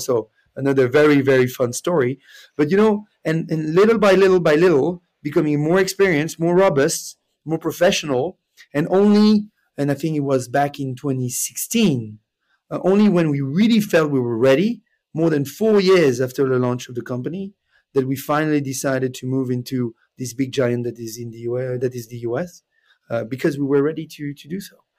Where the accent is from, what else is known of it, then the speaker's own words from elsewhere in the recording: Switzerland; English is a second language; moved away as an adult; also born or lived in Canada; originally, I'm from Switzerland. Uh, I'm now based in Lausanne.